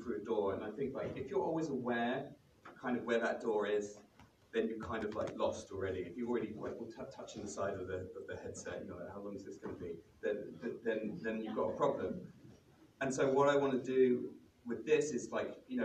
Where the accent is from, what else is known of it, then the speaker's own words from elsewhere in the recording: London, United Kingdom; I'm from London